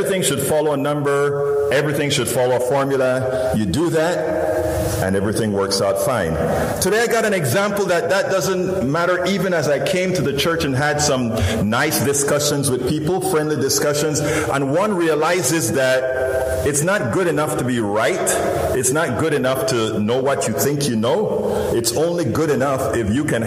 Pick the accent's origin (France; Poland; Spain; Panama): Panama; now in United States; I'm originally from Central America, Panama, you know, that little peninsula, all the way in Central America